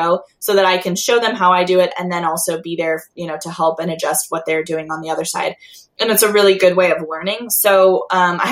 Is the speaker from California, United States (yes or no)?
yes; Long Beach, California, United States; now in La Verne, United States; I grew up in Long Beach. That's where I'm from.